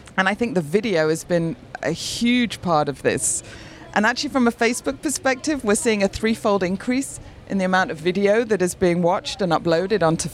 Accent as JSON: {"language": "English", "town": "Manchester", "region": "North West England", "country": "United Kingdom", "tie": "born or raised there", "said": "Manchester is my hometown"}